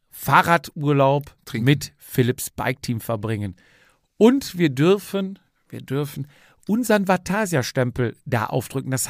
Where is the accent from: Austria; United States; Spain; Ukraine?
Spain; Alcúdia, Balearic Islands; now in Germany; Es geht nach Alcudia da kann ich dir da mal, oh, da kann ich dir mal meine Heimat zeigen.